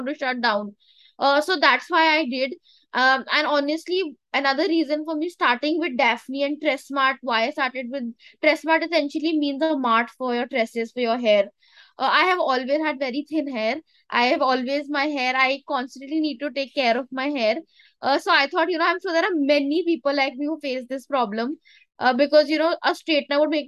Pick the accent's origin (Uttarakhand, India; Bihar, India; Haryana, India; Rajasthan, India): Uttarakhand, India; Dehradun; Dehradun in my hometown at my factory.